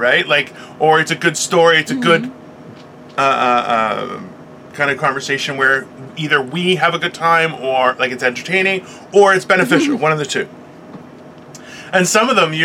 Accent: Brampton, Ontario, Canada; I grew up in Brampton. We had tons of farmers in the area

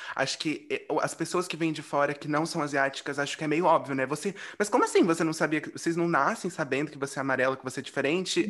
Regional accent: Brazil; nós amarelos no Brasil

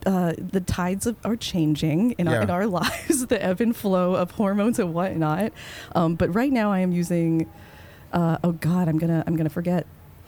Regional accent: Canada; moved away as an adult; now in United States; I'm a Canadian.

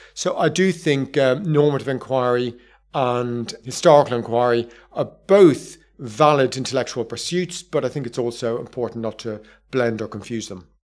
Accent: Ireland; I'm from Southern Ireland, not from Northern Ireland

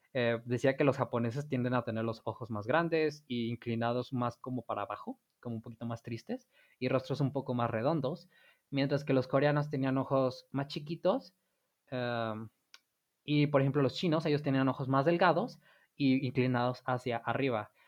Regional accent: Mexico; para nosotros como mexicanos

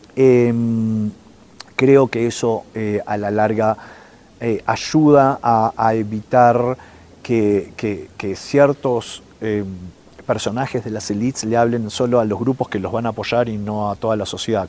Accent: Uruguay; now in Chile; yo soy uruguayo que vive en Chile

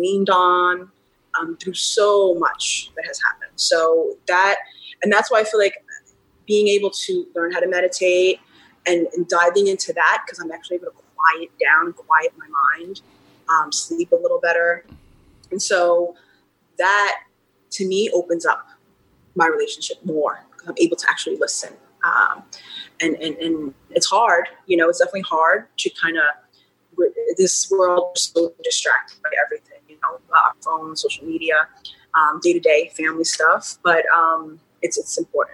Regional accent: New York City, New York, United States; also born or lived in Los Angeles; I was a teenager growing up in Queens, New York

